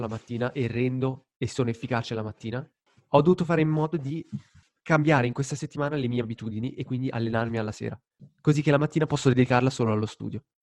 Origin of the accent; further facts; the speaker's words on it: Lugano, Ticino, Switzerland; moved away as an adult; sono tornato nella mia città natale, quindi a Lugano